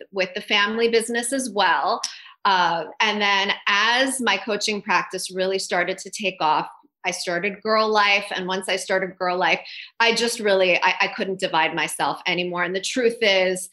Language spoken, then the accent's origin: English; Toronto, Ontario, Canada; moved away as an adult; now in United States; I'm from Toronto originally. So when I left Toronto